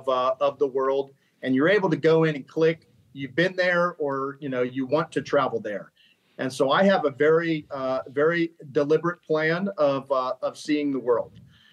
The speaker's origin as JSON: {"language": "English", "town": "Columbus", "region": "Ohio", "country": "United States", "tie": "born or raised there", "also_born_or_lived": "Colorado Springs / Washington, D.C.", "said": "So as a military brat, I have spent the majority of my time growing up in Columbus, Ohio, going to college there."}